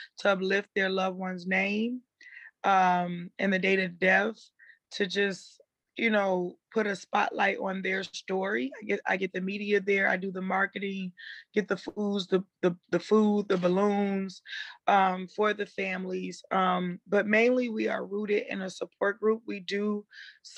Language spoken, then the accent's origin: English; St. Paul, Minnesota, United States; also born or lived in Chicago, Illinois; I'm from Chicago, but I grew up in St. Paul, Minnesota